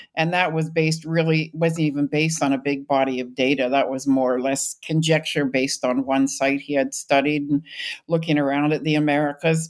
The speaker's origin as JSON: {"language": "English", "region": "British Columbia", "country": "Canada", "tie": "born or raised there", "moved": "as an adult", "said": "I grew up in British Columbia"}